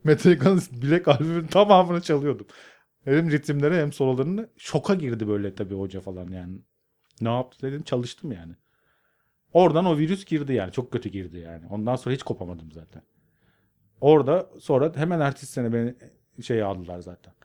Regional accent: Karadeniz Ereğli, Zonguldak, Turkey; moved away as an adult; also born or lived in Arhavi, Artvin; now in Istanbul, Turkey; ben Karadeniz Ereğli'de büyüdüm

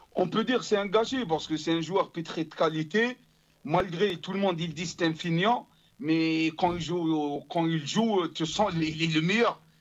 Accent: Algiers, Algiers Province, Algeria; moved away as an adult; now in France; je suis né à Hussein Day, je suis toujours Hussein Day.

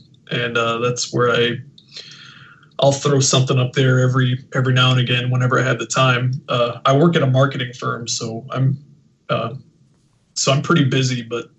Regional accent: Texas, United States; I'm from Texas

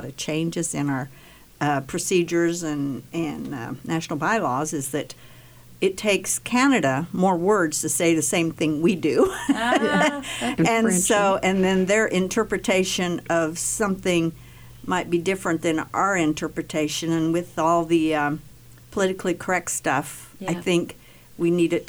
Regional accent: Grinnell, Kansas, United States; moved away; my hometown, which is Grinnell, Kansas

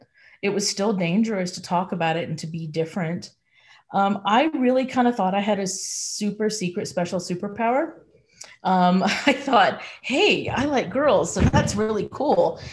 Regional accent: North Carolina, United States; also born or lived in Georgia, United States; I was born in Georgia and raised in North Carolina

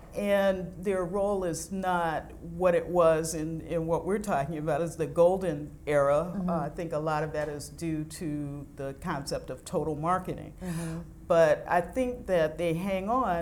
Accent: Detroit, Michigan, United States; moved away; I started out in cars because I'm from the Detroit area

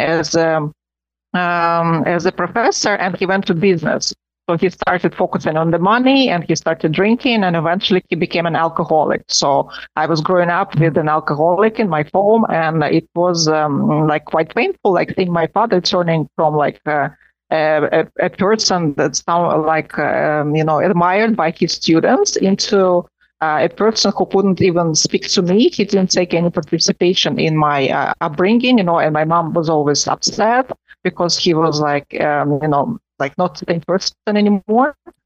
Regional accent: Moscow, Russia; now in Rome, Italy; I was born in Moscow, and I was born in a family of professors of economics. And I grew up, we always had students in my home

